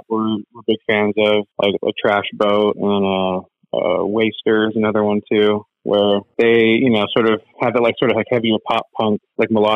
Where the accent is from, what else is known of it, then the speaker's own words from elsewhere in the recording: Sacramento, California, United States; We're from Sacramento